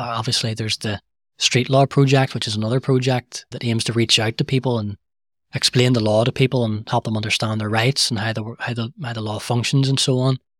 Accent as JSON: {"language": "English", "town": "Belfast", "region": "Northern Ireland", "country": "United Kingdom", "tie": "born or raised there", "said": "I was born and, and raised in the Shingle"}